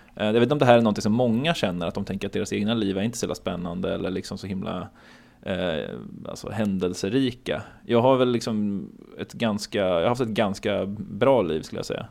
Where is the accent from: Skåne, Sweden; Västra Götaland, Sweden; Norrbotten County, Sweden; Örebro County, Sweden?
Örebro County, Sweden; Örebro; moved away as an adult; also born or lived in Hamburg; now in Gothenburg, Sweden; jag är uppvuxen i och utanför Örebro och jag är född i Hamburg men flyttade till Sverige när jag var två